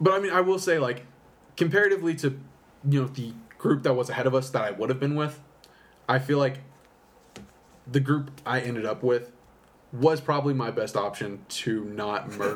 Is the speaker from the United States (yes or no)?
yes; Amarillo, Texas, United States; From the beginnings, I was born and raised here in Amarillo, Texas. Born April 4th, 1995.